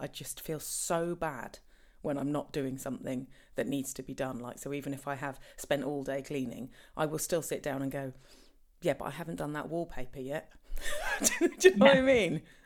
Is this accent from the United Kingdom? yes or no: yes; Norfolk, East of England, United Kingdom; we're from Norfolk